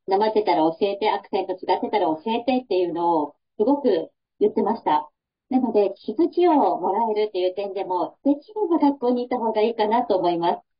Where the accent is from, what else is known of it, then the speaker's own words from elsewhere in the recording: rural Yamaguchi Prefecture, Japan; 私もあの、山口県の地方出身なんですけど、自分で鉛ってるって分からないんですよね。